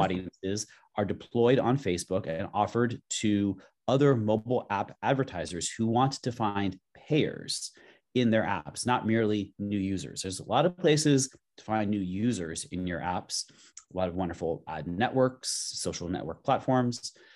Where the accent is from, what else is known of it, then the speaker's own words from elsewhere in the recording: Los Angeles, California, United States; now in San Francisco, United States; I'm, I'm from Los Angeles. I live in San Francisco now